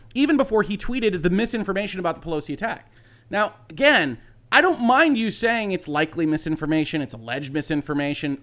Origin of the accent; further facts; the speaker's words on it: United States; an American citizen